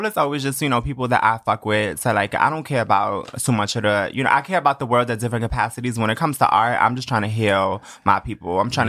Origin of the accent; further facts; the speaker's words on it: East New York, New York, United States; But yeah, no, I grew up in East New York. My father's Colombian, my mother's Dominican, so I'm really in there.